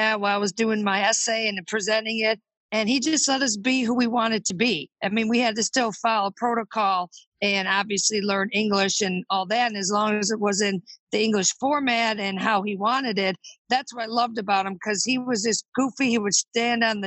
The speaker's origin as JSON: {"language": "English", "town": "Buffalo", "region": "New York", "country": "United States", "tie": "born or raised there", "moved": "yes", "lives_now": "Richmond, United States", "said": "I'm originally from Buffalo, New York, but now I live in Richmond, Virginia"}